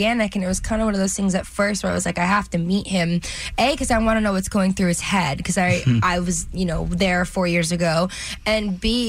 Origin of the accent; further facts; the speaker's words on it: New Jersey, United States; I'm from New Jersey